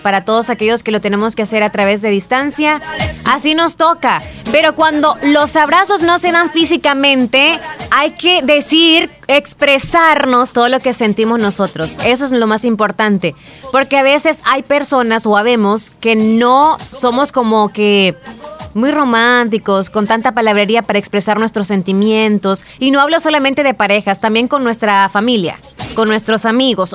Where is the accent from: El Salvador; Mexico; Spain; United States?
El Salvador; Santa Rosa de Lima, La Unión; Por primera vez a mis 11 años fui a San Salvador. O sea, salí de mi nidito, de Santa Rosa de Lima, de mi casita